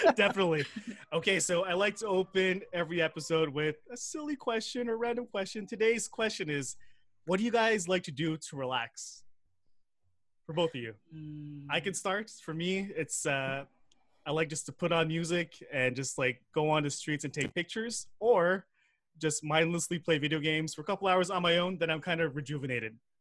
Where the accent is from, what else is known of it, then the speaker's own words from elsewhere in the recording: South Shore, Quebec, Canada; I grew up in the South Shore, being the only, uh, person of color